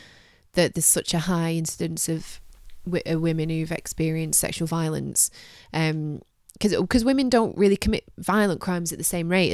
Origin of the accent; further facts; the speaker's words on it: Manchester, North West England, United Kingdom; we're both from Manchester, Great Manchester. It is a suffragette city, home of the Pankhursts.